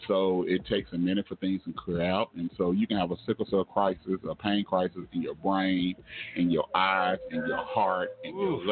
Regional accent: Oklahoma, United States; I was born here in Oklahoma

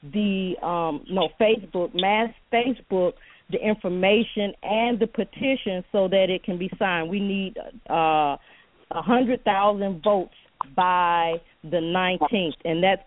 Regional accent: Chicago, Illinois, United States; I grew up in Chicago, two blocks from the Final Call

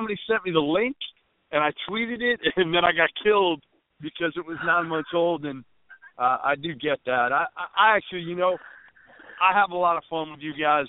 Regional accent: Boston, Massachusetts, United States; I grew up in Boston, okay? I grew up, you know, Red Sox fans, Red Sox, Yankees, all that.

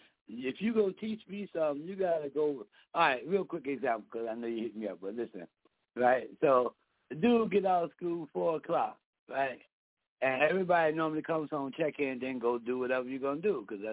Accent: Richmond, Virginia, United States; I come from Fairfield Court

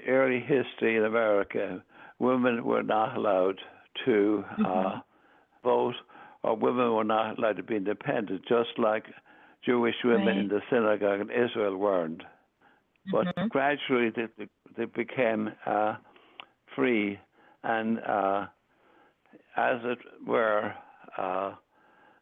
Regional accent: Ireland; moved away; I was raised in Ireland, the seventh of nine children

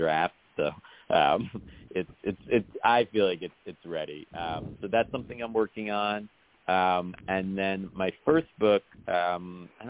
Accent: New York City, New York, United States; I grew up in New York City

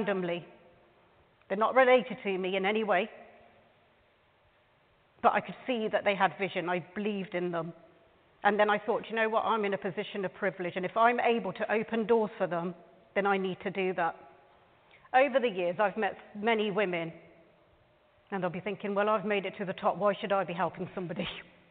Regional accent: United Kingdom; also born or lived in Canada; This is my country. I'm born and raised in this country, and I am so proud of being British

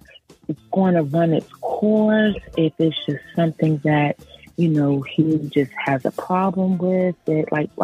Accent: Maryland, United States

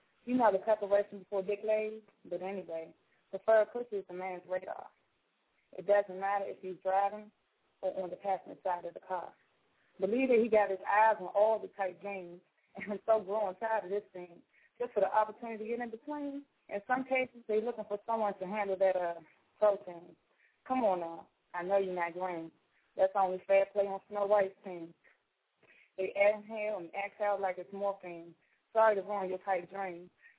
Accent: Washington, District of Columbia, United States; now in Raleigh, United States; living in North Carolina, Raleigh, for about 3 years now. I moved away from the hometown in D.C. And my accent is definitely changing.

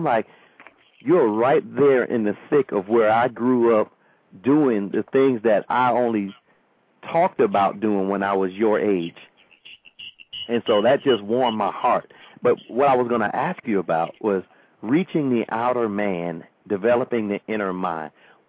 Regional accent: Hallandale Beach, Florida, United States; I grew up in Hollandale, Florida.

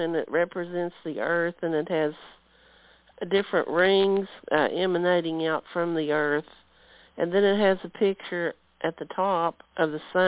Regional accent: Virginia, United States; now in Athens, United States; I grew up in Virginia with my parents

